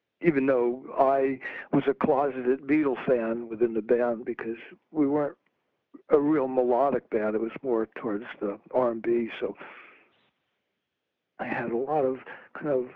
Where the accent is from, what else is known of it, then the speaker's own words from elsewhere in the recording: New Jersey, United States; moved away as an adult; also born or lived in Maryland; I moved from New Jersey down to Maryland